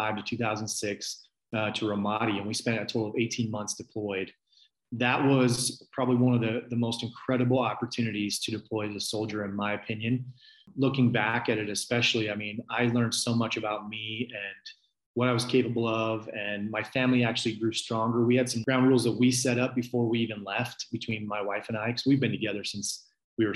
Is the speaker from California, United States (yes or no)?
yes; outside Sacramento, California, United States; born or raised there; moved away; also born or lived in Utah